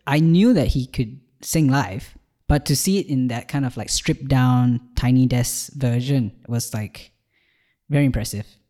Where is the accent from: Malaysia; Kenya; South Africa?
Malaysia; moved away as an adult; now in Ireland; I've just moved to Ireland from Malaysia, where I was born